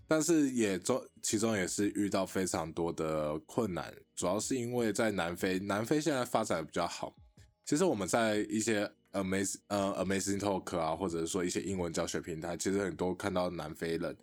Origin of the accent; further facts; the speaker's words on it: Taiwan; 我们台湾人